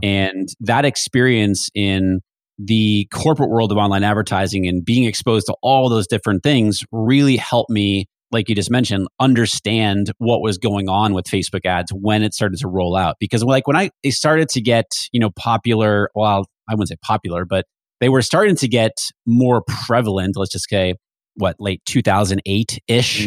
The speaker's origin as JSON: {"language": "English", "region": "New Hampshire", "country": "United States", "tie": "born or raised there", "moved": "yes", "said": "I grew up in New Hampshire"}